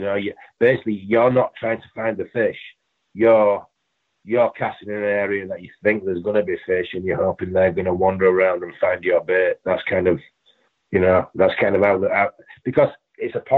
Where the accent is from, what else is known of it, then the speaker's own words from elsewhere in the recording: England, United Kingdom; moved away; I mean, you you I came from England, not knowing anyone, and we ended up being really good friends.